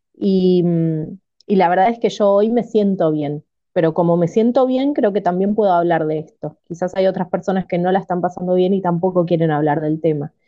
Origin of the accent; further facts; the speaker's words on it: Máximo Paz, Buenos Aires Province, Argentina; vivo en Buenos Aires, Argentina, en un pueblito que se llama Máximo Paz, que está bastante alejado